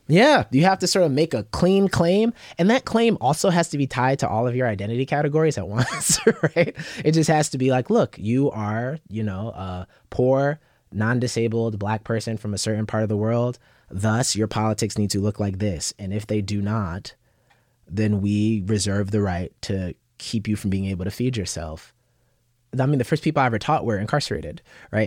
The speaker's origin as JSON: {"language": "English", "town": "Yonkers", "region": "New York", "country": "United States", "tie": "born or raised there", "also_born_or_lived": "Bronx, New York", "said": "I was born in the Bronx, grew up in, uh, South Yonkers"}